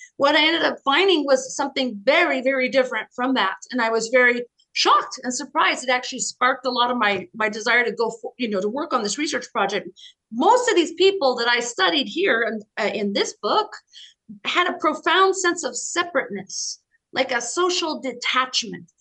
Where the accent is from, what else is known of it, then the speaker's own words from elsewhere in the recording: near Boulder, Colorado, United States; moved away as an adult; also born or lived in Boston, United States / Washington, United States; now in New York City, United States; I grew up in Colorado in the mountains, in a, in a cabin in the mountains near Boulder.